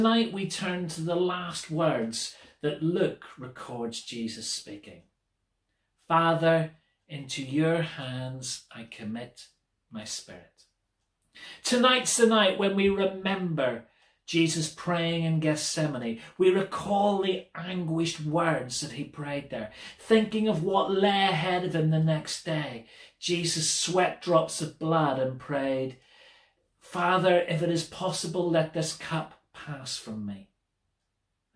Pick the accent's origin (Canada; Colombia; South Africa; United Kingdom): United Kingdom; Belfast, Northern Ireland; Growing up in Belfast, I was surrounded by any number of churches